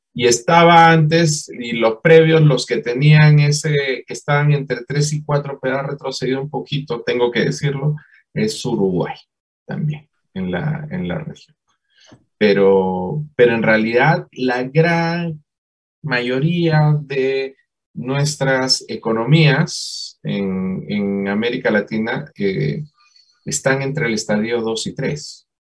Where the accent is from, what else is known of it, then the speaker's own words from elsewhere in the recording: Peru; moved away as an adult; now in Colombia; yo soy peruano